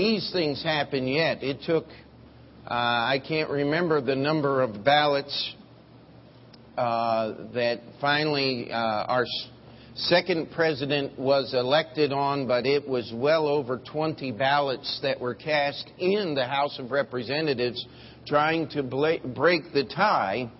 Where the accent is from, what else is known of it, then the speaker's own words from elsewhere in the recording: United States; as an American